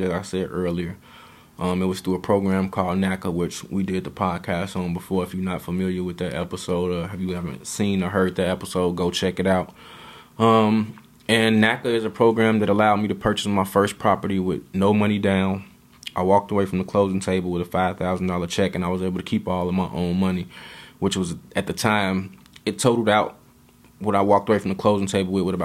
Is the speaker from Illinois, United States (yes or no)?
yes; Chicago, Illinois, United States; the way that I grew up thinking in Chicago and the way that my mind was trained in Chicago